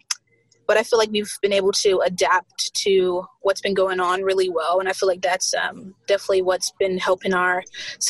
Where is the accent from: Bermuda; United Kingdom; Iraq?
Bermuda; moved away as an adult; also born or lived in South Carolina, United States; now in Tallahassee, United States; Well, I was born in South Carolina in the U.S., but I moved to Bermuda when I was like super, super young. And I was raised in Bermuda ever since I was like a teenager.